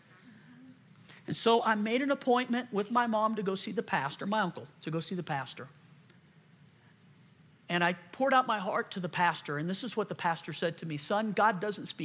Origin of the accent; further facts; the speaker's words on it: Louisiana, United States; moved away; I'm from Louisiana